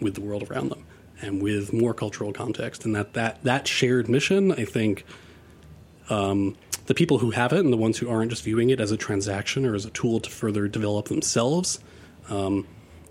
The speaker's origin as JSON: {"language": "English", "town": "New York City", "region": "New York", "country": "United States", "tie": "born or raised there", "said": "when I was growing up in Queens, almost none of my friends were white"}